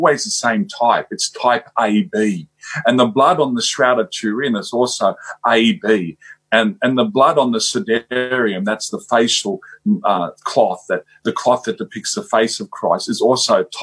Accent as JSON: {"language": "English", "country": "Australia", "said": "I'm from Australia"}